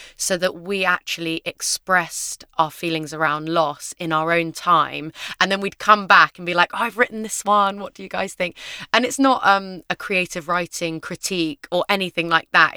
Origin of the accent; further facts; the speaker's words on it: London, United Kingdom; I grew up in London with my mum and my dad. Um, we lived in a basement flat in Shepherd's Bush